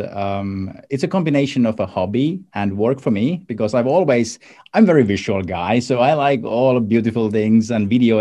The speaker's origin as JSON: {"language": "English", "country": "Finland", "said": "I come from Finland"}